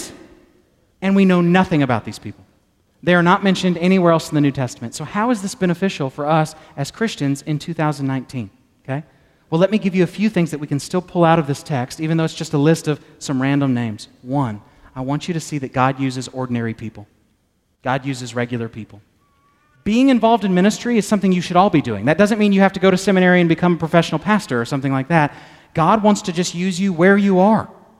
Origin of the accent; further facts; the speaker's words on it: Texas, United States; I'm a Texan